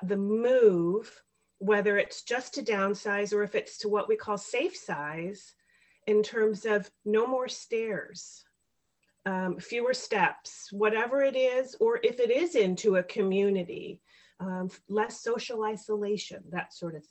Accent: Chicago, Illinois, United States; I am from the Chicago area, born and raised here

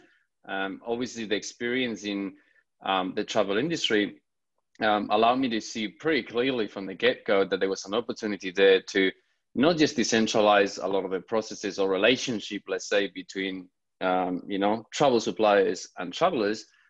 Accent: Spain; I'm originally from Spain

